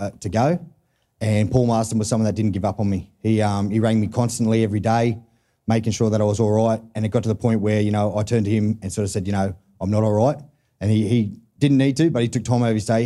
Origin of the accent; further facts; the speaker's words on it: Newcastle, New South Wales, Australia; I'm from Newcastle